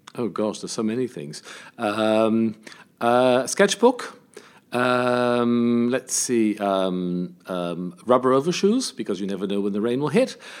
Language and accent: English; England, United Kingdom; accent: British; also born or lived in United States; now in Paris, France; I spent my childhood in England, and I've lived in France most of my life